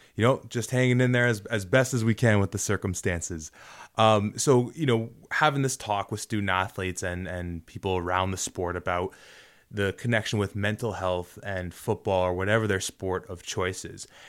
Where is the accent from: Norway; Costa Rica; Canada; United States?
Canada; Toronto, Ontario; also born or lived in Guelph; I went to Guelph and I'm from Toronto